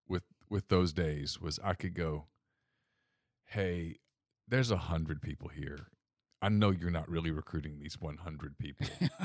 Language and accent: English; Ruston, Louisiana, United States; Jack coached at Louisiana Tech and I grew up in Ruston, yeah.